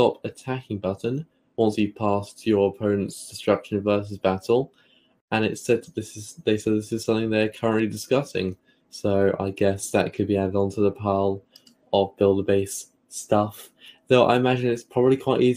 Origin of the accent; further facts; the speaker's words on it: United Kingdom; accent: British; my British accent